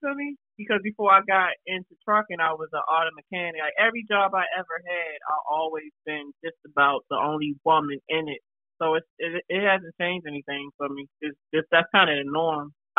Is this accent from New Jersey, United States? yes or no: no; Baltimore, Maryland, United States; now in North Carolina, United States; Cause I mean, like, in Baltimore, there's a lot of helicopters, police, motherfucking drug dealers, shooting, raids, all that stuff. So when I moved to North Carolina and I didn't see that stuff as much no more, I felt weird.